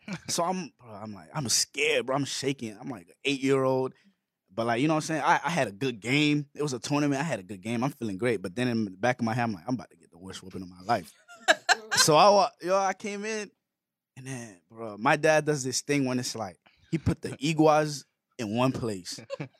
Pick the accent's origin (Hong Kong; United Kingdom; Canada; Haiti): Haiti; growing up in Haiti, you know what I'm saying? There's not really a lot to do, but, like, especially when you're a kid